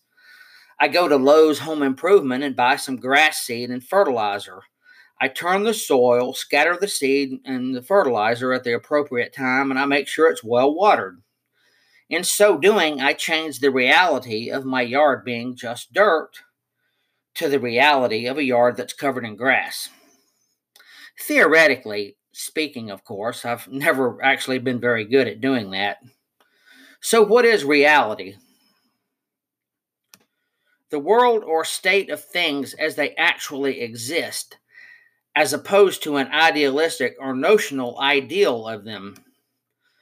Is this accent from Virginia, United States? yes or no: no; Oak Ridge, Tennessee, United States; I was born in Oak Ridge, Tennessee in 1960